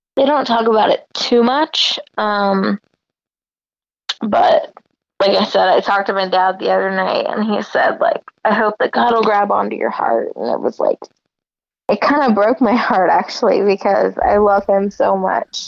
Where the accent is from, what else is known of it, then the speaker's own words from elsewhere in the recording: Warsaw, Indiana, United States; moved away; we grew up in Warsaw, Indiana, and everyone is Christian